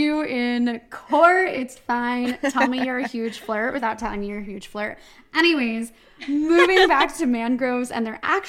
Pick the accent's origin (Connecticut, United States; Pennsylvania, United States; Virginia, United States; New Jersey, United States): New Jersey, United States; Sorry, well, I'm from Jersey. I had to. It's a thing.